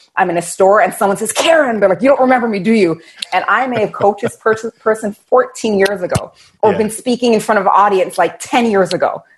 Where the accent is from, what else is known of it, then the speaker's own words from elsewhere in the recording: Toronto, Ontario, Canada; I'm from Toronto, Canada